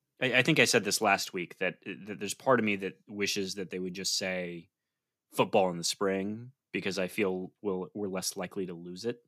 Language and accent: English; right outside of Ann Arbor, Michigan, United States; we grew up right outside of Ann Arbor